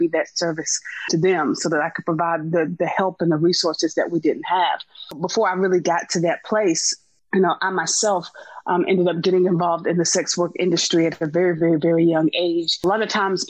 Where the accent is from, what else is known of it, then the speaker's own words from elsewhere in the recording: Wilson, North Carolina, United States; moved away as an adult; also born or lived in Winston-Salem, North Carolina / Colorado; now in Atlanta, United States; I was born in North Carolina. I was born in Winston-Salem. I was raised in a small town called Wilson.